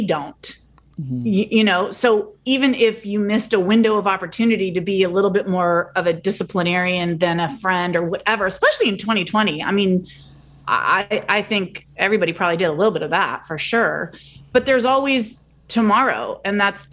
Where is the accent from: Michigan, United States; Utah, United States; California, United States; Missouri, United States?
California, United States; I'm from California